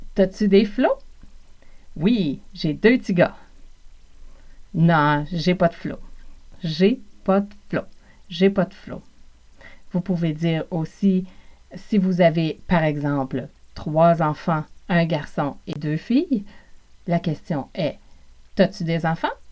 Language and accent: French; Montreal region, South Shore, Quebec, Canada; accent: Québécois; je suis originaire du Québec Évidemment, c'est aussi l'accent de l'Amérique du Nord, de la région de Montréal, plus spécifiquement pour moi, de la rive sud